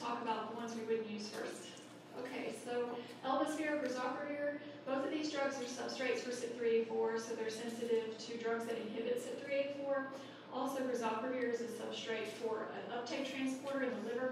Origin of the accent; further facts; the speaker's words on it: Colorado, United States; I'm from Colorado